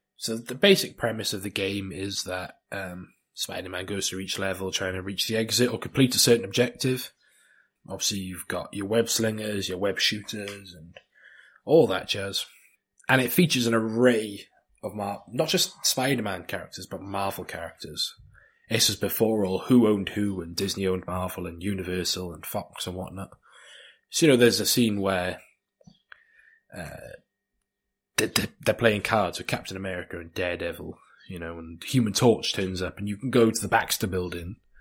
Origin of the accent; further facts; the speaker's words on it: South Wales, United Kingdom; in South Wales